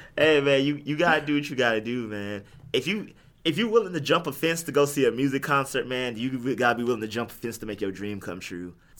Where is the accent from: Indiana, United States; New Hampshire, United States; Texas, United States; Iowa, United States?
Texas, United States; Houston; I'm from Houston